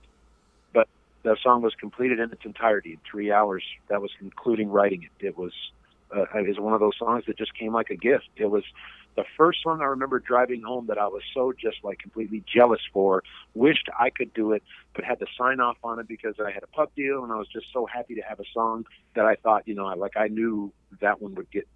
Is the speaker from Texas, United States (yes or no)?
no; Vermont, United States; I'm a guy from Vermont